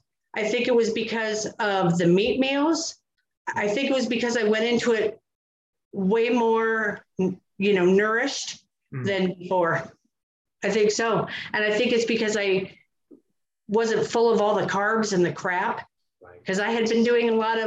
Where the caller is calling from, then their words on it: Missoula, Montana, United States; Missoula, Montana.